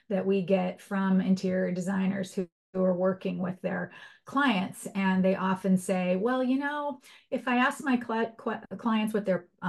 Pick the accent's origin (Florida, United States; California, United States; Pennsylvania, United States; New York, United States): California, United States; Los Angeles; When I was a little girl, I grew up in Los Angeles